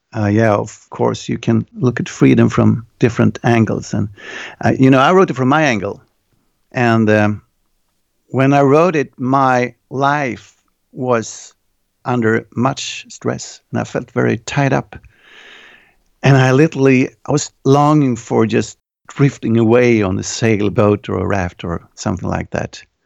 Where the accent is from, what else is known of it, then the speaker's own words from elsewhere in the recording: Örebro, Örebro County, Sweden; my hometown, it's called Örebro, and we have, like, one hundred fifty thousand people here.